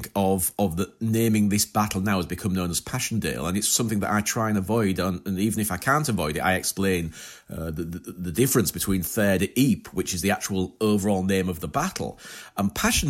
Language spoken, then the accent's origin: English; United Kingdom; It's from a point of view of being British English, then it's an area that Marlborough fought over and in the Hundred Years' War.